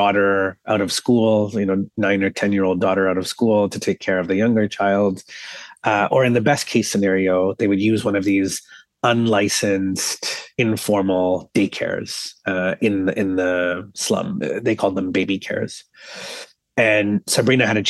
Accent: Toronto, Ontario, Canada; I was born and raised here in Toronto

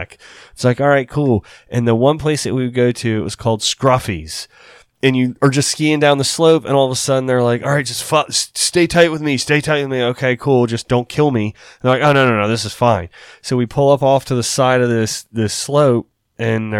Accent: United States; a buddy I grew up with on the Eastern Shore

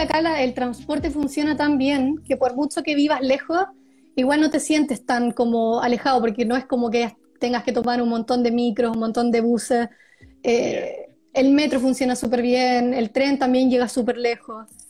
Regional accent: Viña del Mar, Valparaíso, Chile; moved away as an adult; also born or lived in Santiago, Chile; now in Stockholm, Sweden; soy de Viña del Mar, Chile

